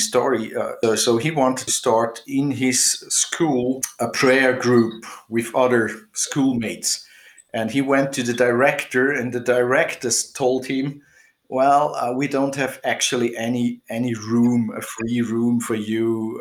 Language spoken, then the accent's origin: English; Switzerland; now in Austria; I'm living here in Austria more than 30 years now. Um, I grew up in Switzerland actually, but uh, somehow I landed up in Austria.